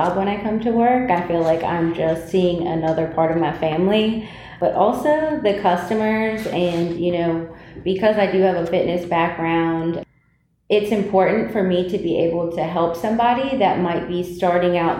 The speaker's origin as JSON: {"language": "English", "region": "West Virginia", "country": "United States", "also_born_or_lived": "Winston-Salem, North Carolina", "moved": "as an adult", "lives_now": "Greensboro, United States", "said": "I'm actually from West Virginia"}